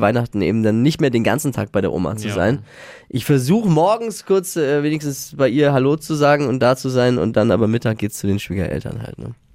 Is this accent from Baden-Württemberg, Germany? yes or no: no; Bavaria, Germany; bei uns in Bayern